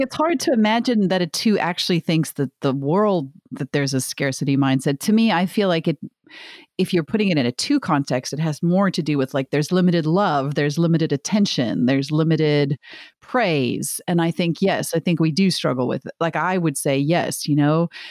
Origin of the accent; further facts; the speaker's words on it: South Africa; moved away; I'm from South Africa originally